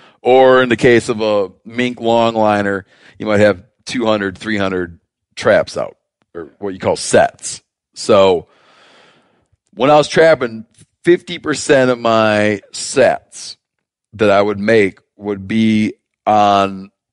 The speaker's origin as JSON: {"language": "English", "region": "Michigan", "country": "United States", "tie": "born or raised there", "said": "So I grew up trapping in Michigan."}